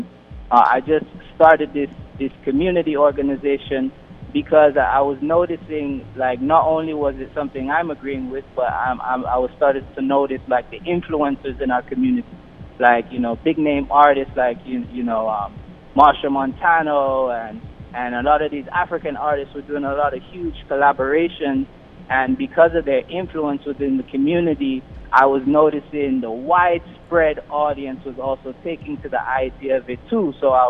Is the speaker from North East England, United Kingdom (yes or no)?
no; London, United Kingdom; also born or lived in Caribbean / United States; I grew up in London. I also grew up in the Caribbean. I also lived in America for a while, too.